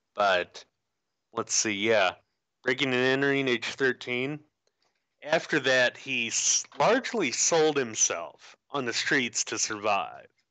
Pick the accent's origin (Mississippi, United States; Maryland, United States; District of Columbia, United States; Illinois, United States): Illinois, United States; moved away; my home state